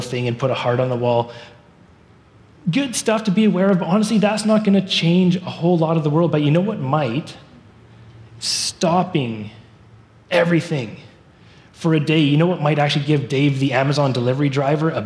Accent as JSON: {"language": "English", "town": "Surrey", "region": "British Columbia", "country": "Canada", "tie": "born or raised there", "moved": "as an adult", "lives_now": "Abbotsford, Canada", "said": "I grew up in Surrey"}